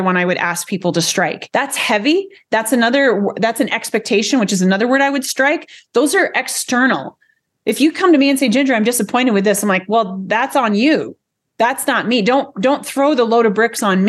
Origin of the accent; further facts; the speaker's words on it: United States; American language, I call it American because we're not English